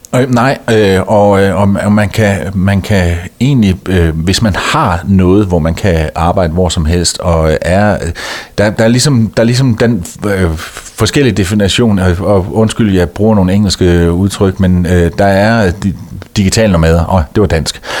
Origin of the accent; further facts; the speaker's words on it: Denmark; moved away as an adult; hjemme i Danmark